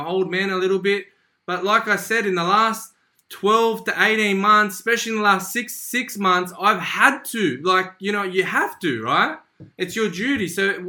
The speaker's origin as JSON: {"language": "English", "town": "Sydney", "region": "New South Wales", "country": "Australia", "tie": "born or raised there", "said": "I'm Italian. I know Romeo, I think he's Lebanese. You know, I grew up in Western Sydney, right? So very multicultural, right?"}